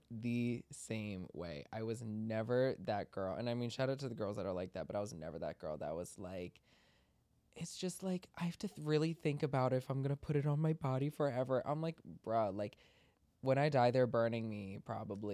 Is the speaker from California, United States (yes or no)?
no; Maryland, United States; we grew up in Maryland together